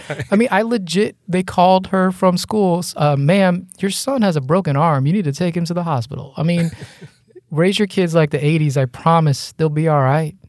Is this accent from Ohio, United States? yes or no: no; Margate, Florida, United States; moved away as an adult; also born or lived in Hollywood, Florida; now in Tallahassee, United States; I grew up in Margate, Coral Springs, North Lauderdale